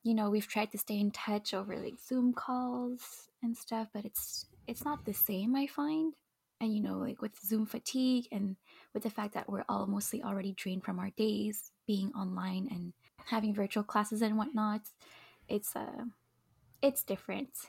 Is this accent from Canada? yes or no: yes; Montreal, Quebec, Canada; I was born and raised in Montreal